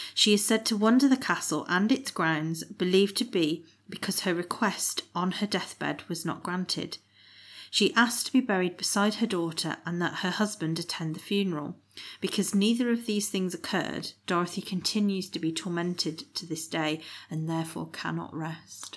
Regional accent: West Midlands, United Kingdom; we're from the West Midlands

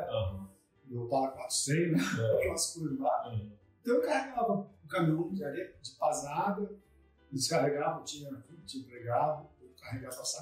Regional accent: Vitória, Espírito Santo, Brazil; Eu nasci em Vitória mesmo, eu, eu não moro em Vitória

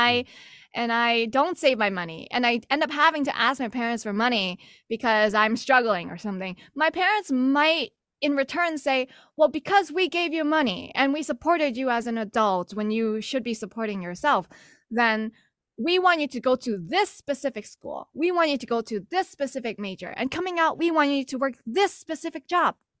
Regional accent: New York City, New York, United States; also born or lived in Texas; now in Boston, United States; I'm actually originally from New York City

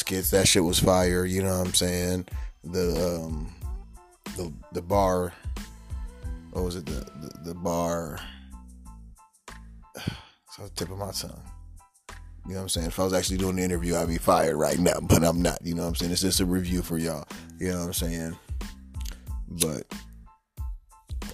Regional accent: United States; We come from a gang culture. We come from America.

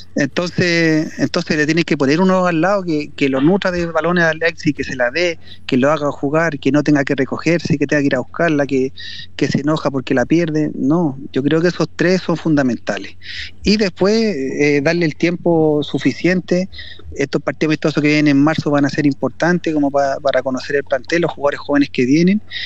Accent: Los Andes, Valparaíso, Chile; yo soy coterráneo, o sea, soy aquí andino, andino destacado, hijo ilustre

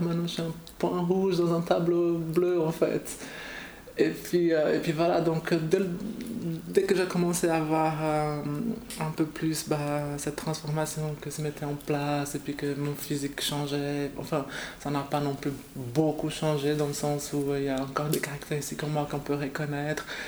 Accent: Brazil; moved away; je viens du Brésil

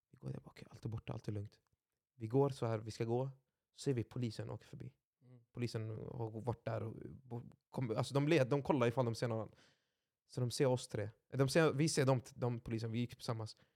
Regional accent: Gothenburg, Västra Götaland, Sweden; Jag är uppväxt i Tynnered.

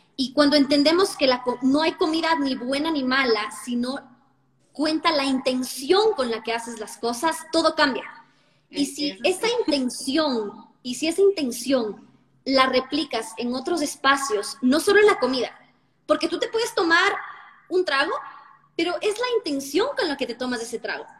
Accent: Ecuador; moved away; also born or lived in Santo Domingo; mi país

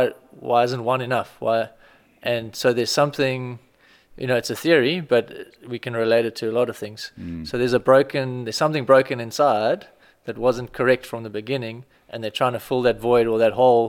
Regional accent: Strand, Western Cape, South Africa; I lived in Strand my whole life.

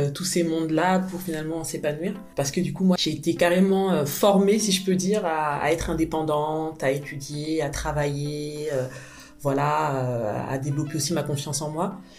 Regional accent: Paris, Île-de-France, France; J'ai grandi à Paris. Je suis arrivée à Paris, j'avais moins d'un

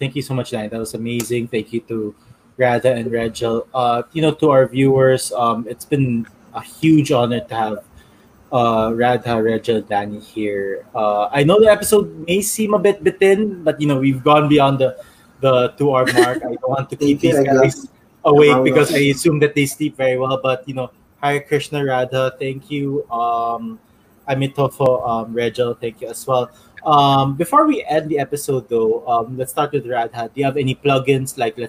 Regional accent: Manila, Metro Manila, Philippines; We're both from Manila.

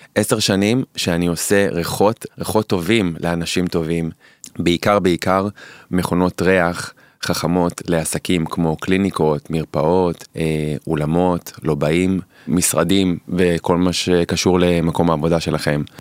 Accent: Holon, Tel Aviv District, Israel; גדלתי לצורך העניין בחולון

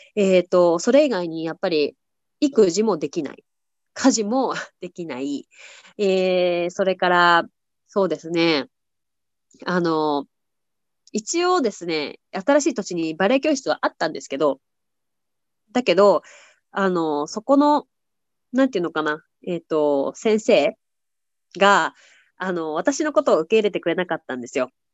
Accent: Tokyo, Japan; moved away as an adult; now in United States; 私は日本の東京出身なんですけど

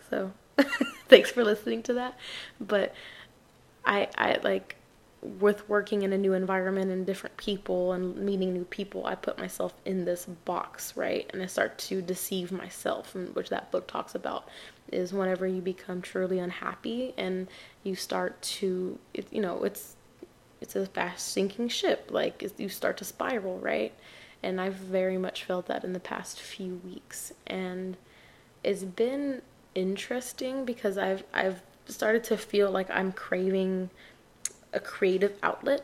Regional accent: El Paso, Texas, United States; I'm from El Paso, Texas

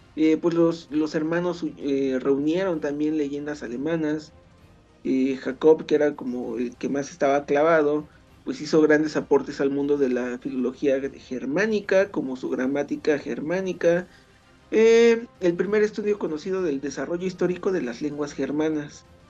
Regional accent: Mexico; por lo menos los mexicanos

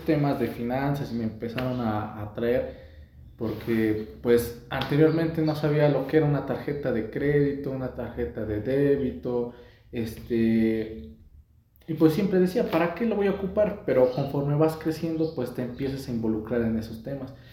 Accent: Mexico; como mexicanos

